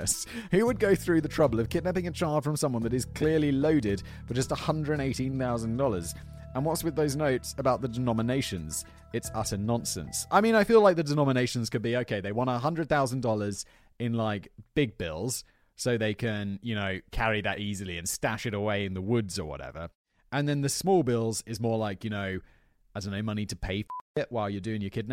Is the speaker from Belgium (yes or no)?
no; United Kingdom; moved away; I describe myself as British